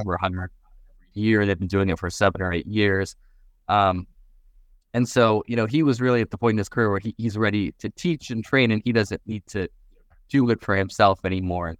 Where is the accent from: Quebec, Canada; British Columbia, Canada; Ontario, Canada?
British Columbia, Canada; Vancouver; moved away as an adult; also born or lived in New York / Seattle; now in Miami, United States; I grew up in Canada, Vancouver